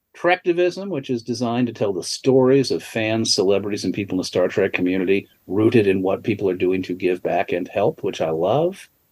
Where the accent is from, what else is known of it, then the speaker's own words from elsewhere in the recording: Connecticut, United States; I grew up in Connecticut.